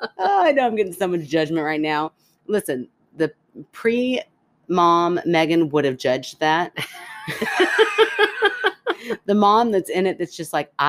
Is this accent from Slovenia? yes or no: no; Canada; I'm Canadian. We get through